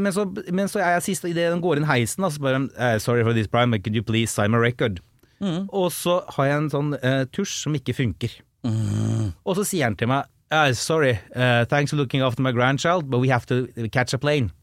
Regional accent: Vestby, Akershus, Norway; på 2000-tallet i Follo, der jeg er fra Vestby

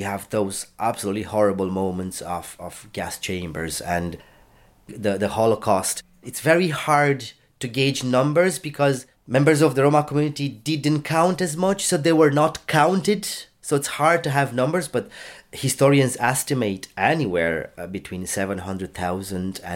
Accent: Bistrița, Bistrița-Năsăud, Romania; now in Drogheda, Ireland; I am very familiar with the community because I come from Bistrița, which is a small town of about 70,000 people in kind of the heart of Transylvania

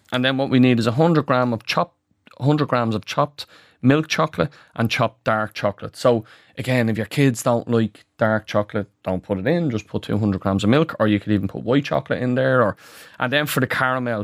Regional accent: Ireland; as Irish people

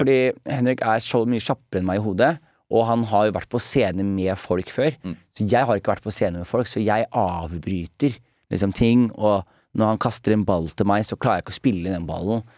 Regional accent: Skien, Telemark, Norway; moved away; … og venner hjemme i Skien

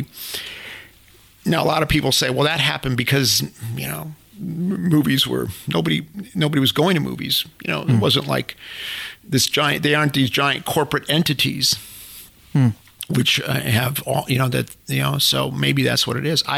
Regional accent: Chicago, Illinois, United States; moved away; I came from the South Side of Chicago

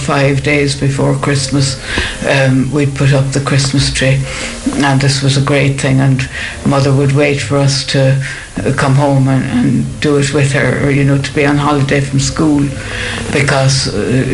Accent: Cork, Munster, Ireland; I grew up in Cork City, the second of four children

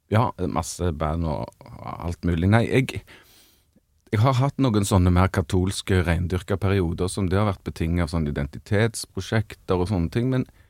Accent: Stavanger, Rogaland, Norway; hadde vi hjemme i Stavanger stavanger Stavangerensemblet

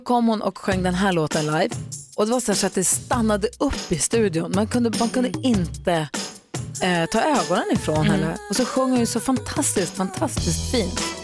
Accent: Luleå, Norrbotten County, Sweden; Jag är ju uppvuxen i Luleå

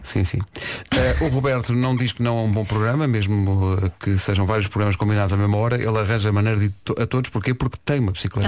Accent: Oeiras, Lisbon, Portugal; eu nasci em Oeiras e sempre disse Oeiras

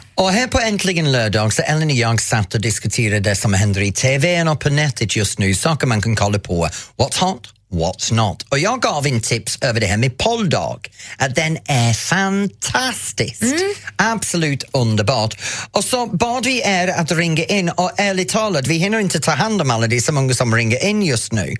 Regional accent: Norrtälje, Stockholm County, Sweden; born or raised there

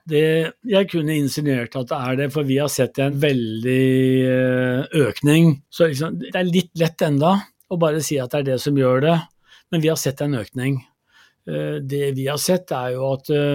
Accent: Gjøvik, Innlandet, Norway; jeg vokste opp i Gjøvik

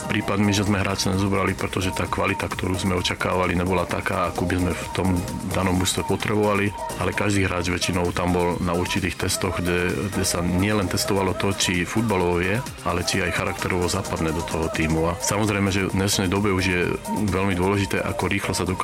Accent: Slovakia; moved away as an adult; now in Germany; som Slovák a Slovákom zostanem

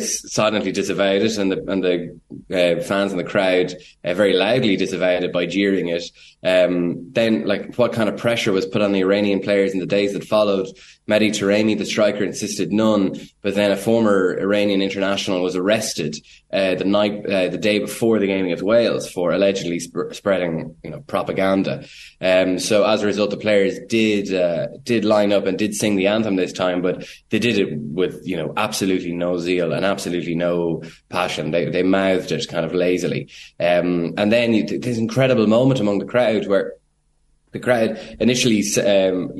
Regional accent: Ireland; an Irish journalist

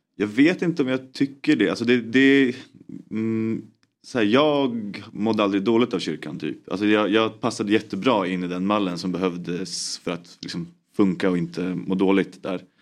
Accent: Uppsala, Uppsala County, Sweden; jag är från Uppsala. Jag är en hemmakär kille

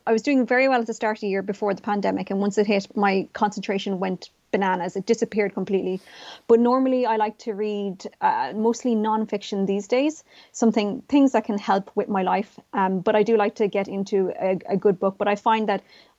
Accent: Tralee, Munster, Ireland; also born or lived in Vietnam; I was quite different as a person of color growing up in Tralee.

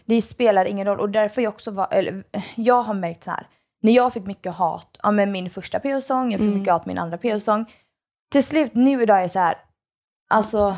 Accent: Sweden; first language Swedish; jag är ju heljugge egentligen. Mm. Alltså jag är egentligen inte svensk. Mm. Uh, förutom att jag är såklart född där

